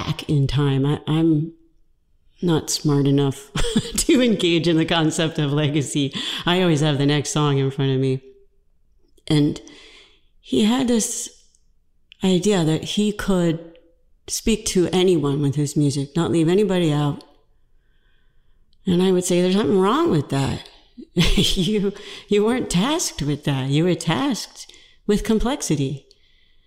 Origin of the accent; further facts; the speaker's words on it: Georgia, United States; I'm from Georgia